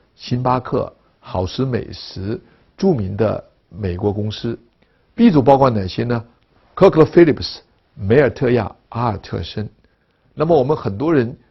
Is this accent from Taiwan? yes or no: no; China; 我们中国人对自己民族文化的认识